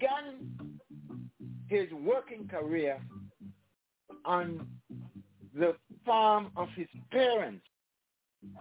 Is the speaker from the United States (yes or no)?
no; St. Kitts & Nevis; St. Kitts and Nevis, my home country